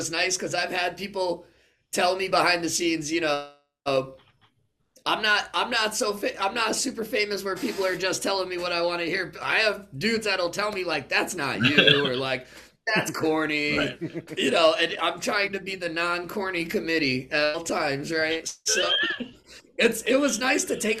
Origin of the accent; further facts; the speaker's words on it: Connecticut, United States; also born or lived in California; I'm from Connecticut